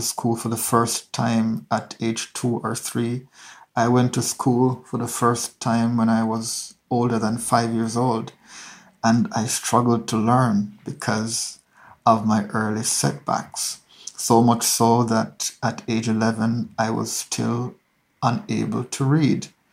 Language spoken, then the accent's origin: English; Hanover, Jamaica; grew up in Hanover, which is a rural parish in western Jamaica